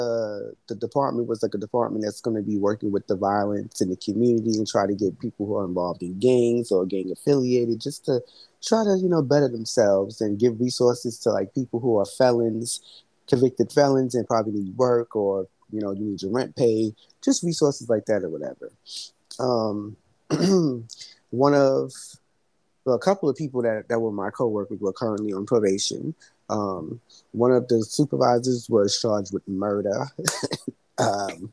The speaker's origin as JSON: {"language": "English", "town": "New York City", "region": "New York", "country": "United States", "said": "I'm from Brooklyn"}